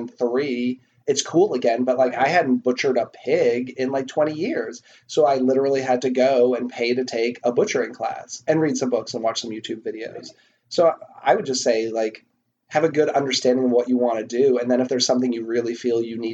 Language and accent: English; outside of Boston, Massachusetts, United States; I grew up kind of outside of Boston, but my hometown didn't have great restaurants